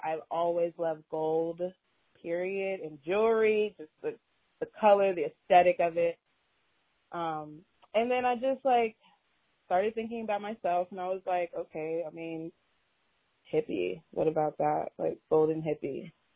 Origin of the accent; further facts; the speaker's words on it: Austin, Texas, United States; moved away as an adult; now in Houston, United States; I'm originally from Austin. I came out to Houston for college